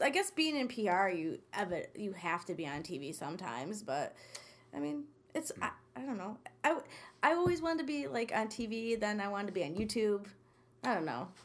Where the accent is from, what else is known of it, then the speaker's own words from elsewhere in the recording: Utica, New York, United States; also born or lived in Deerfield, New York; I was born and raised in Utica